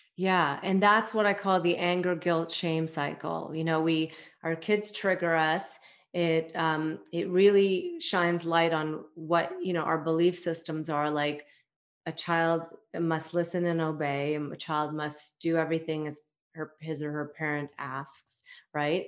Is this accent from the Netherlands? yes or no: no; Toronto, Ontario, Canada; I am from Toronto, Canada